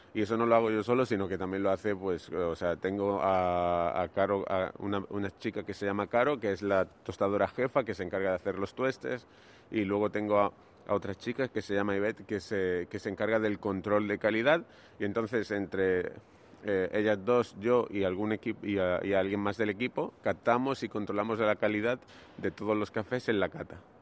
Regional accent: Granada, Andalusia, Spain; moved away as an adult; also born or lived in Barcelona; Yo soy de Granada, que es una ciudad que está al sur de España

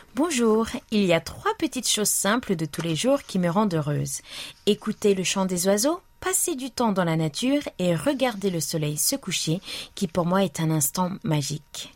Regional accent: Guadeloupe; moved away; also born or lived in Nice; j'ai grandi en Guadeloupe où la mer a le pouvoir de vous émerveiller

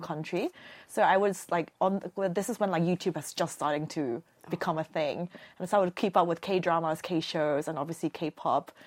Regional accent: South Korea; accent: British; moved away as an adult; also born or lived in United Kingdom; I just grew up in Korea, a normal kid

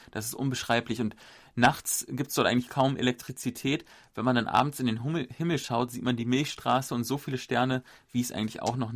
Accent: Germany; Und für mich als Deutscher war das sehr interessant, weil viele von diesen Plattenbauten haben mich auch ein bisschen an Berlin erinnert, also an Ostberlin.

